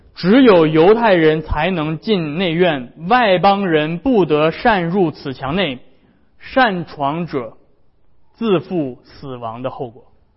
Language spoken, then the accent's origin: Chinese; China; 我们中国人也非常讲究这个家族， 非常讲究家人的和睦